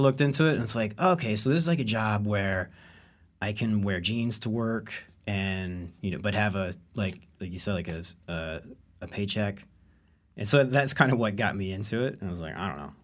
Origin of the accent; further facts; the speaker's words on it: Owensboro, Kentucky, United States; I'm from Owensboro, Kentucky, uh, which is the third largest city in Kentucky